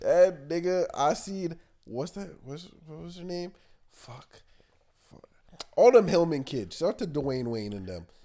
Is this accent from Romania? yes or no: no; Canada; I'm Canadian